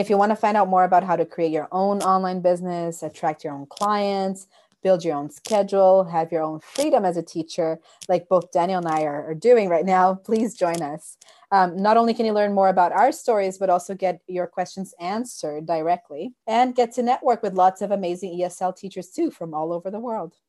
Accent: Brazil; moved away as an adult; now in Canada; I was born in Brazil, but when I moved to Canada, I was already a teacher

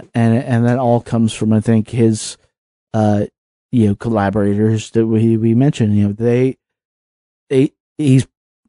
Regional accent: the South, United States; growing up in the South

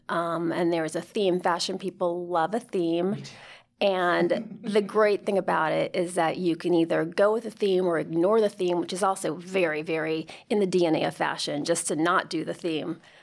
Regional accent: United States; my mother's from Spain. My, she married an American. I'm as American as can be

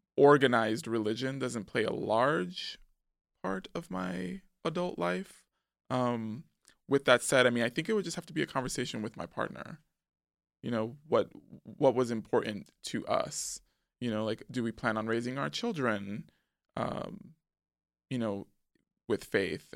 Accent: New York City, New York, United States; also born or lived in Manhattan / Harlem; we moved back to the Bronx when I was, like, four going on five, and that's where I remained through my teen years.

